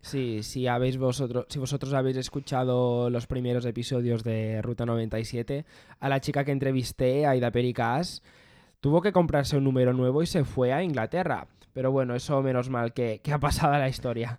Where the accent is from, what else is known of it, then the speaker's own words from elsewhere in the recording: Mallorca, Balearic Islands, Spain; moved away as an adult; now in Barcelona, Spain; soy de Mallorca y actualmente resido en Barcelona